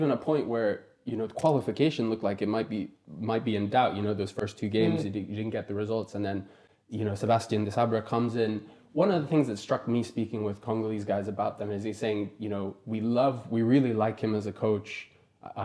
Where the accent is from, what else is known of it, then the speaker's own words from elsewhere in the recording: Kenya; moved away; also born or lived in Uganda; I grew up in Kenya, I was born and raised in Kenya. So for me, I'm seeing this group, and I grew up in Uganda as well, you know, spent some time in Congo.